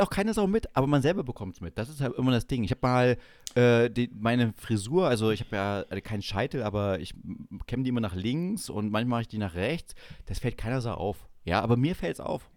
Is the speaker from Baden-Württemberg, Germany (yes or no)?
no; Schönebeck, Saxony-Anhalt, Germany; bei uns in Schönebeck